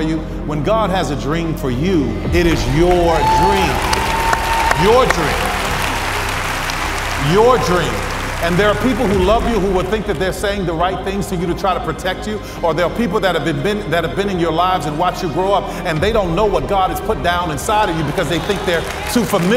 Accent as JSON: {"language": "English", "town": "New Orleans", "region": "Louisiana", "country": "United States", "tie": "born or raised there", "said": "growing up in New Orleans"}